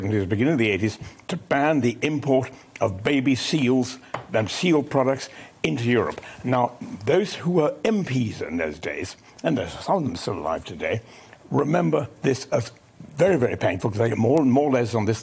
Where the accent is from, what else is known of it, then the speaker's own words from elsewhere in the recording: Exmoor, South West England, United Kingdom; I grew up on Exmoor